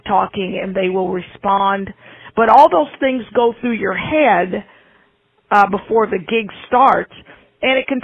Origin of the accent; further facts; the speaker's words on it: Independence, Missouri, United States; also born or lived in Moundville, Alabama; now in Kansas City, United States; Independence, Missouri, which is where I was raised and where I grew up